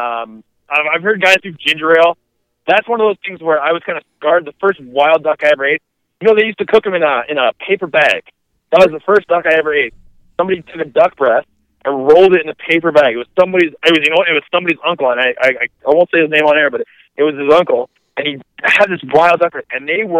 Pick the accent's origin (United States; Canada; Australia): Canada; we're weird Canadian, we're a rare breed